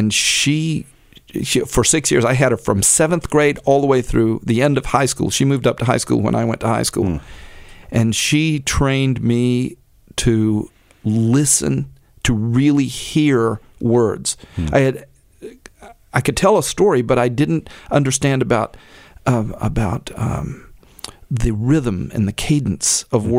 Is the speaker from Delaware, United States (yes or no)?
no; Oakville, Texas, United States; Oakville is my hometown